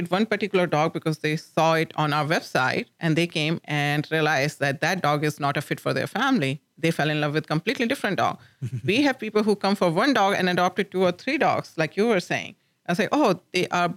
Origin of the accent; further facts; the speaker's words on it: India; moved away as an adult; now in Lubbock, United States; when I was growing up in India